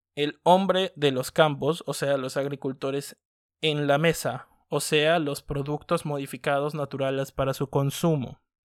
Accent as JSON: {"language": "Spanish", "country": "Mexico", "said": "nos identifica como mexicanos"}